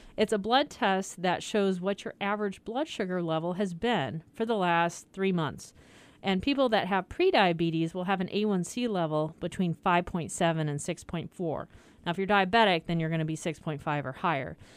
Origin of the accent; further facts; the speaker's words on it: Iowa, United States; moved away; I grew up in Iowa, so I learned pop